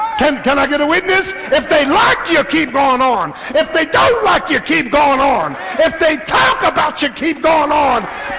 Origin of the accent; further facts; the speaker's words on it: Philadelphia, Pennsylvania, United States; I'm from South Philly. I could fight.